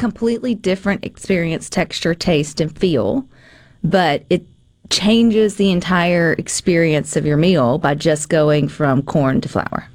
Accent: the South, United States; I'm from the South

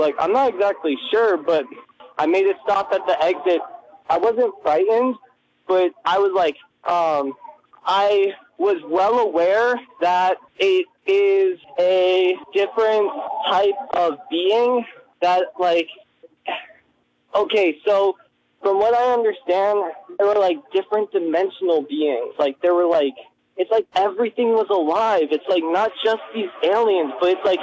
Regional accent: Washington, District of Columbia, United States; I'm from District of Columbia

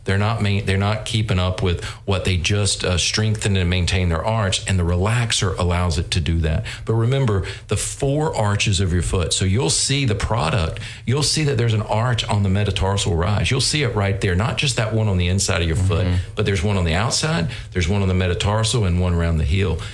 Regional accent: North Carolina, United States; moved away as an adult; I grew up in North Carolina, um, and um, you know, just loved growing up in a small town, North Carolina, textile town

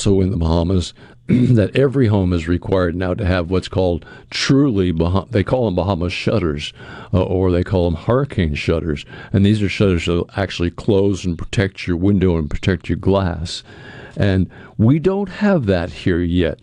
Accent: Cape Cod, Massachusetts, United States; now in Jackson, United States; I grew up on Cape Cod, which is in Massachusetts

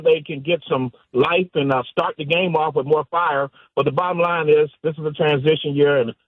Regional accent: Harrisburg, Pennsylvania, United States; moved away as an adult; now in Wisconsin, United States; I've been a Packer fan since 1964, growing up in Harrisburg, Pennsylvania.

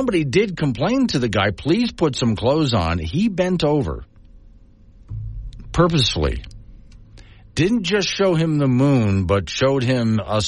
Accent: Florida, United States; growing up in Florida

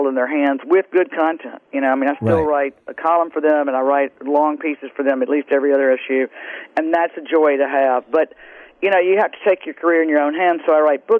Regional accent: Greenville, Mississippi, United States; moved away as an adult; now in New Orleans, United States; the girls I grew up with in the Delta that live there

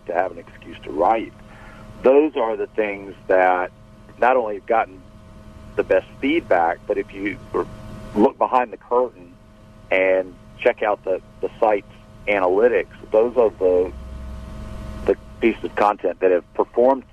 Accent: Jackson, Mississippi, United States; my hometown event

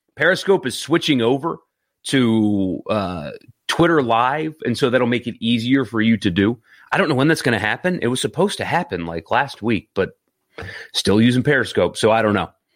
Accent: Greenville, South Carolina, United States; now in Mississippi, United States; I grew up in Greenville, South Carolina

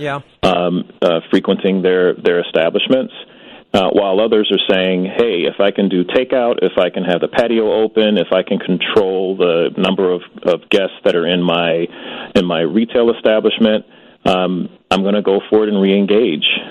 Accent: Chicago, Illinois, United States; I'm a Chicagoan, born and raised here, never lived anywhere else.

